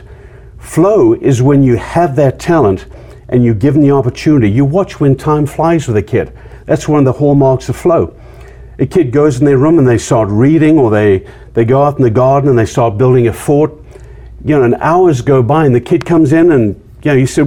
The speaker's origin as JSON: {"language": "English", "country": "Zimbabwe", "moved": "as an adult", "said": "I was from Zimbabwe. Being from Zimbabwe, I ended up as a man without a country."}